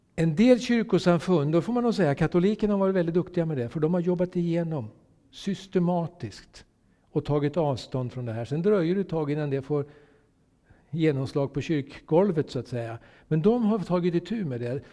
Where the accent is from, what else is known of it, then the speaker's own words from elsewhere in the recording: Sweden; jag är solidarisk svensk